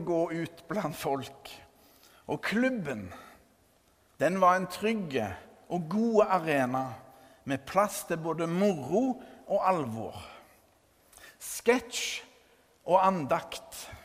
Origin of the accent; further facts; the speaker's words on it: Førre, Rogaland, Norway; hjembygda mi Førre